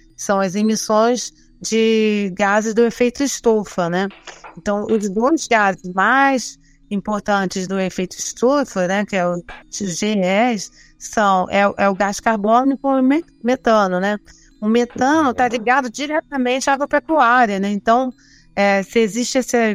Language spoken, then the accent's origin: Portuguese; Rio de Janeiro, Brazil; moved away; nasci no Rio de Janeiro, vivi lá a maior parte da minha vida